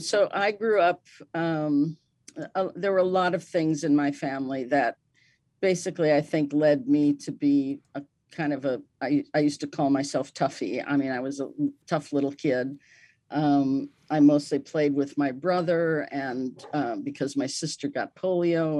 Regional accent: Milwaukee, Wisconsin, United States; I was born in Milwaukee, Wisconsin

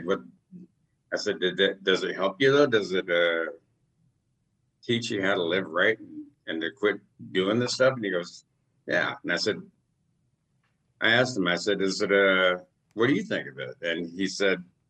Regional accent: Alaska, United States; born and raised here in Alaska

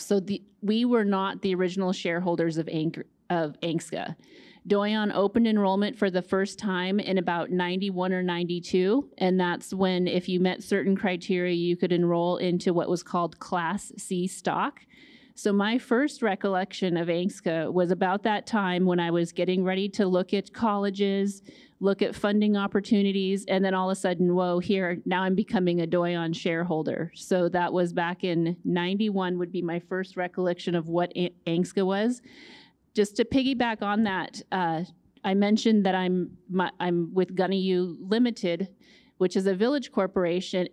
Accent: Fairbanks, Alaska, United States; also born or lived in Nulato, Alaska; I grew up in Fairbanks, spent a lot of time on the Yukon and in Nulato

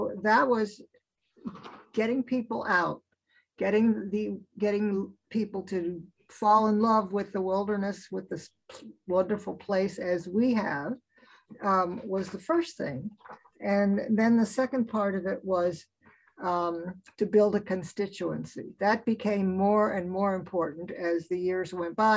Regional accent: East Coast, United States; now in Alaska, United States; I grew up on the East Coast

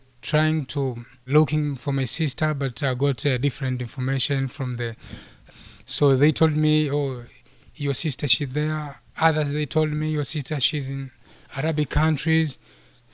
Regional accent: Kenya; moved away as an adult; also born or lived in Somalia; now in Anchorage, United States; I came from Somalia, but I grew up so many years. I grew up in Kenya because I've lived there for so many years.

